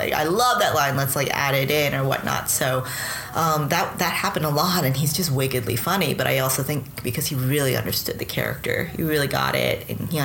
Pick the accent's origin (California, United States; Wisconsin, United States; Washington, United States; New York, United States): New York, United States; I'm a New Yorker. I've lived in downtown New York for a long, long time.